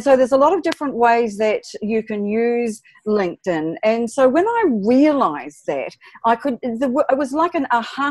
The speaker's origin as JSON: {"language": "English", "country": "New Zealand", "said": "I'm from New Zealand"}